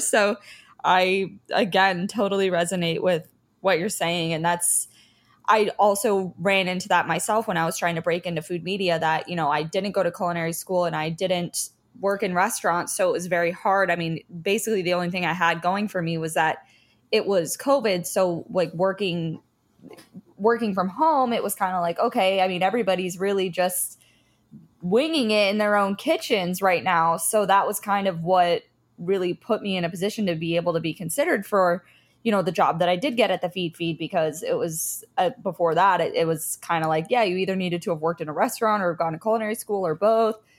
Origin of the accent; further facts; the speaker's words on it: Fort Lauderdale, Florida, United States; I grew up in Fort Lauderdale, and that's where I am right now